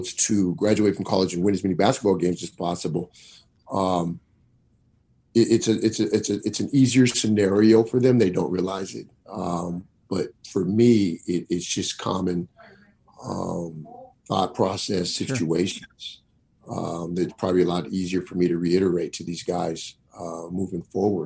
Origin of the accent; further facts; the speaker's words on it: Seattle, Washington, United States; now in Missoula, United States; Growing up in Rainier Valley, you know, I played sports at Rainier Beach Community Center, far south Seattle as you can get